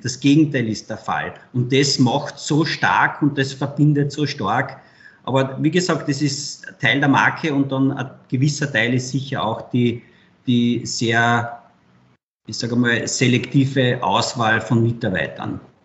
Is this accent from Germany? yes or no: no; Carinthia, Austria; Ich bin Kärntner